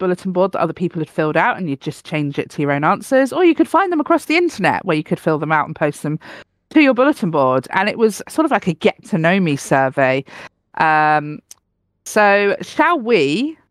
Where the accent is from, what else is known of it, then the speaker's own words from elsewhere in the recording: Cornwall, South West England, United Kingdom; I was born in Cornwall